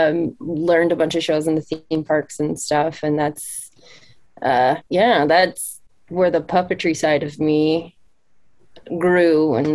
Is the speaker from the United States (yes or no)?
yes; Maryland, United States; also born or lived in Utah; now in Orlando, United States; I am from Maryland. I currently live in Orlando.